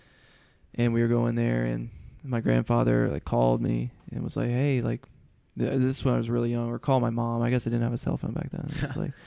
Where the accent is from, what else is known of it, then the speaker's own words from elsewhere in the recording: Huntsville, Alabama, United States; moved away as an adult; also born or lived in Middle Tennessee / Mississippi / Nashville, Tennessee; So I am from Huntsville, Alabama, which is extreme North Alabama. I mean, I'm like 20 or 30 minutes from the Tennessee line. I grew up fishing in both states.